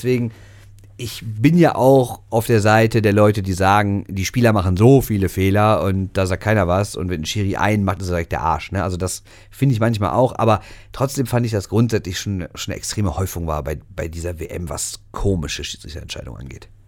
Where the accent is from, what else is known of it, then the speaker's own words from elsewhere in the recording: Switzerland; Habe ich letzte Woche schon gesagt. Als Schweizer.